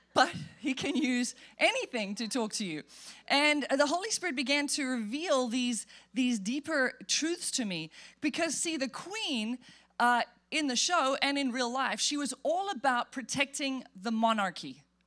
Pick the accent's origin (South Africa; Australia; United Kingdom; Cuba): South Africa; moved away; I grew up in South Africa